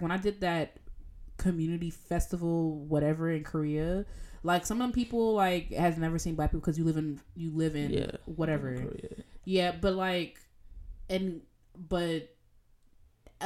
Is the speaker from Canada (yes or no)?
no; Jamaica; accent: Jamaican; in my Jamaican accent